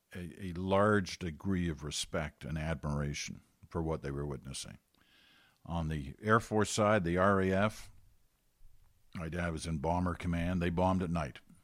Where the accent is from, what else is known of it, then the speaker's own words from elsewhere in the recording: United Kingdom; now in Canada; I'm British. We were all born in Britain.